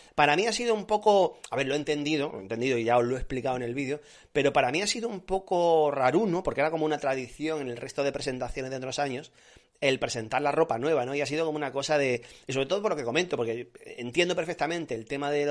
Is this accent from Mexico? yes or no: no; Granada, Andalusia, Spain; en mi tierra se hacen buenas migas, en Granada se hacen muy buenas migas